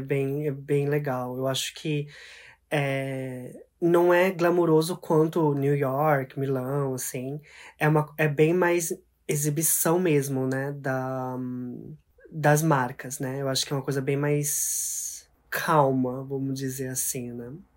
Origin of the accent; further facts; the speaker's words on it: Mie, Japan; also born or lived in Brazil; now in Tokyo, Japan; onde eu cresci, que é Mieken, que é uma cidade um pouquinho mais pro meio do Japão